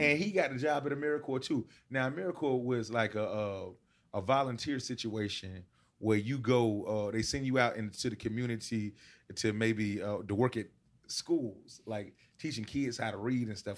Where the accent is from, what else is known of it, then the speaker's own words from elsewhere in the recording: Decatur, Georgia, United States; also born or lived in Albany, Georgia; when I was seven, I moved to, uh, Atlanta, Decatur